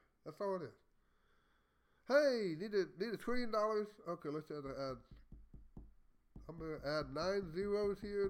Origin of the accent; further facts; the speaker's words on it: Texas, United States; I'm a Texan